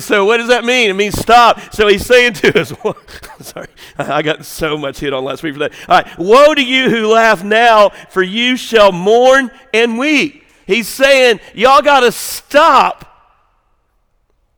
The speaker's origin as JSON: {"language": "English", "region": "the South", "country": "United States", "tie": "born or raised there", "said": "I grew up in America, grew up in the South"}